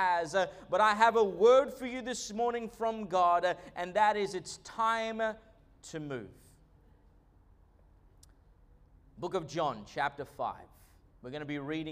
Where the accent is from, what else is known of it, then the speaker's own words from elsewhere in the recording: Australia; also born or lived in Argentina; I was born in Australia, moved to Argentina when I was a young boy, and then came back. And so realistically, I've spent most of my time in Australia